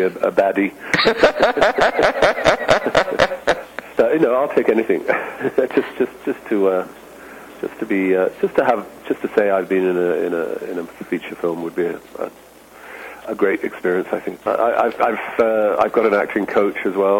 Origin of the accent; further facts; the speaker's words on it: London, United Kingdom; moved away; I grew up in London